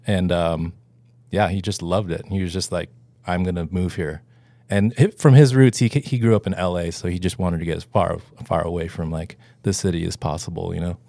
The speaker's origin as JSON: {"language": "English", "town": "Homer", "region": "Alaska", "country": "United States", "tie": "born or raised there", "moved": "yes", "said": "I'm originally from Homer, Alaska"}